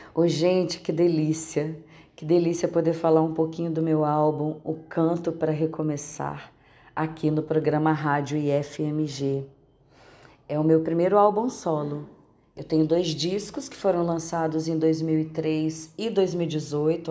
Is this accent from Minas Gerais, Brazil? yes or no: yes; Minas Gerais, Brazil; accent: mineiro; o nosso sotaque mineiro.